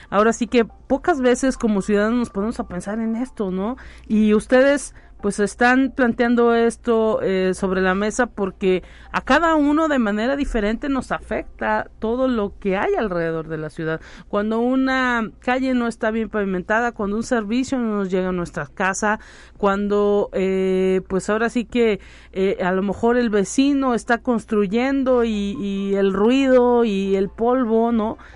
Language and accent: Spanish; San Luis Potosí, Mexico; yo que no soy de San Luis Potosí, llegué del interior del estado y, y pues eh, había una cierta cantidad de personas con ciertas rutas de camiones